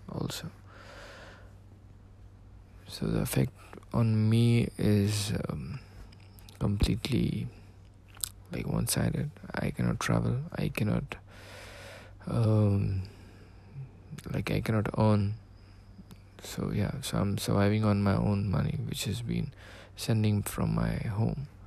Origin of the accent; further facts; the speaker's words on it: Dubai, United Arab Emirates; I'm from Dubai.